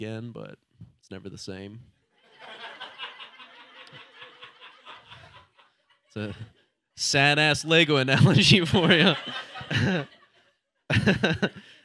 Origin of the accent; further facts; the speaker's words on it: Ohio, United States; now in Portland, United States; I'm from Ohio originally